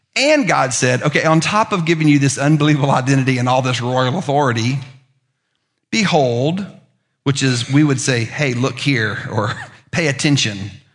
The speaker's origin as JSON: {"language": "English", "town": "Lookout Mountain", "region": "Tennessee", "country": "United States", "tie": "born or raised there", "moved": "yes", "said": "I'm a teenager from Lookout Mountain, which is like being a teenager from Mountain Brook"}